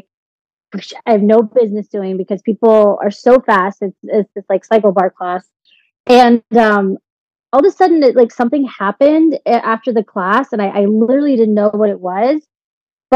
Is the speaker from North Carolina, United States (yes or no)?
no; Edmond, Oklahoma, United States; moved away as an adult; now in Florida, United States; I'm originally from Edmond, Oklahoma, which is like a very small town. And I moved down to Florida to work for Walt Disney World.